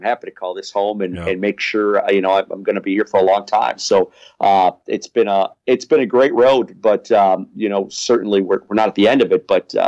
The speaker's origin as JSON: {"language": "English", "town": "Brookfield", "region": "Illinois", "country": "United States", "tie": "born or raised there", "also_born_or_lived": "Quincy, Illinois / Waverly, Iowa", "moved": "as an adult", "lives_now": "St. Louis, United States", "said": "I'm a Chicago guy. I grew up in Brookfield, Illinois"}